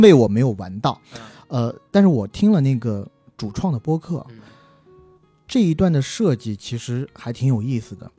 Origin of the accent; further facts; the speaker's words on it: southern China, China; 我是南方人